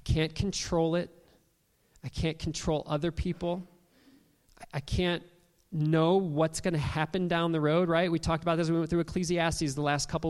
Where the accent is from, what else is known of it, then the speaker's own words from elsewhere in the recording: Toledo, Ohio, United States; as a young kid, growing up in Toledo, Ohio